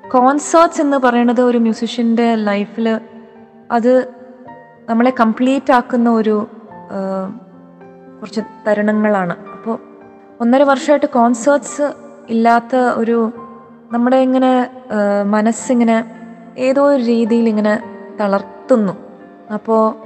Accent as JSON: {"language": "Malayalam", "town": "Chennai", "region": "Tamil Nadu", "country": "India", "tie": "born or raised there", "said": "ചെറുപ്പകാലത്തിൽ ഞങ്ങൾ മലയാളി ക്ലബിലൊക്കെ പോവുമായിരുന്നു ഇവിടെ ചെന്നൈയിൽ"}